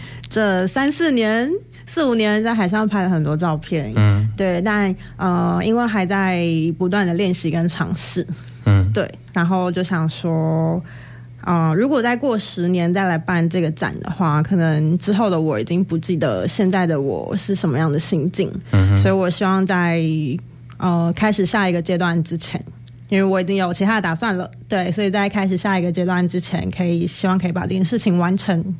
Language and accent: Chinese; Taipei, Taiwan; moved away as an adult; now in Hualien, Taiwan; 我也是台北人。